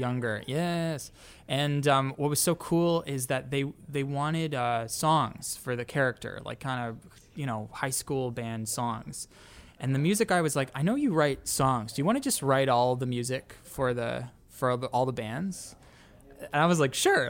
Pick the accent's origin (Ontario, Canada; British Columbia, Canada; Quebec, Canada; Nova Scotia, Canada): Ontario, Canada; Toronto; moved away; we're each from Canada, we're each from Toronto